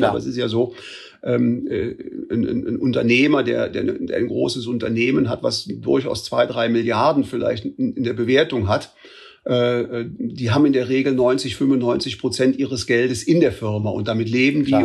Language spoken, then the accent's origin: German; Bonn, North Rhine-Westphalia, Germany; also born or lived in Switzerland; ich bin gebürtiger Bonner, meine Frau auch. Äh, also praktisch, ich bin hier zur Schule gegangen